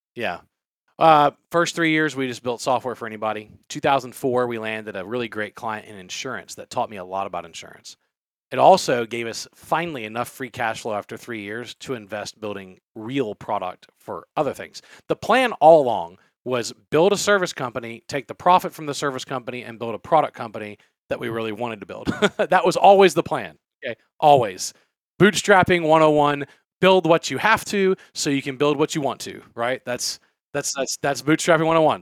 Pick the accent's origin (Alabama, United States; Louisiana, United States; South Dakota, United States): Louisiana, United States; I I was born and raised in Louisiana